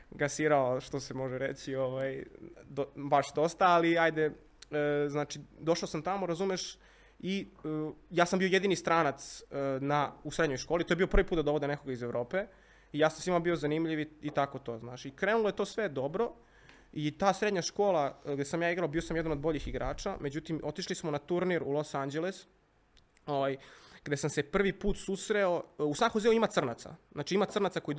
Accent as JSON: {"language": "Croatian", "region": "Belgrade", "country": "Serbia", "tie": "born or raised there", "also_born_or_lived": "United States", "said": "ja sam odrastao na Bežanijskoj kosi"}